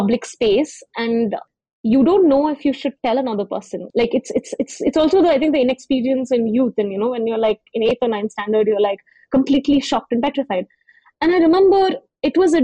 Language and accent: English; Hyderabad, Telangana, India; growing up in Hyderabad, I used to take the bus to school in high school